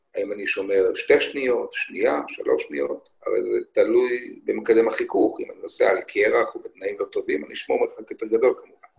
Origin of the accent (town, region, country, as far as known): Israel